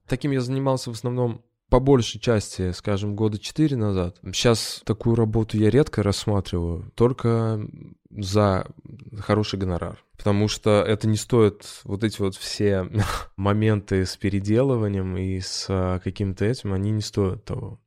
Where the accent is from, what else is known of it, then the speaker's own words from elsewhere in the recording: Ulyanovsk, Ulyanovsk Oblast, Russia; moved away as an adult; now in Moscow, Russia; Я из Ульяновска, и я переехал в Москву достаточно поздно, в двадцать четыре года